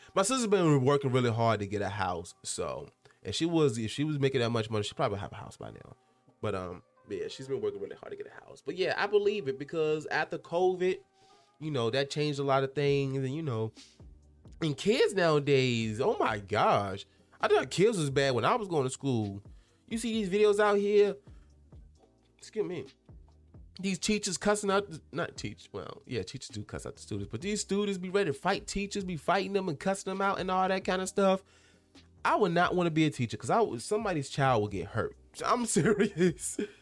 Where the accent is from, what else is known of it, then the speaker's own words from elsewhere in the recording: Henrico County, Virginia, United States; my hometown, um, in Henrico County